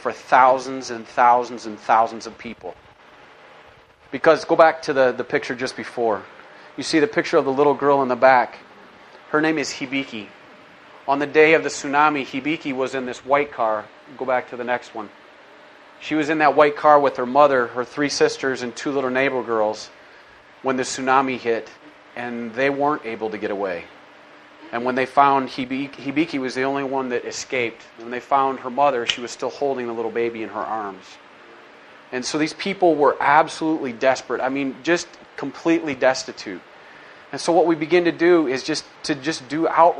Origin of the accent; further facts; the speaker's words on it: United States; growing up in America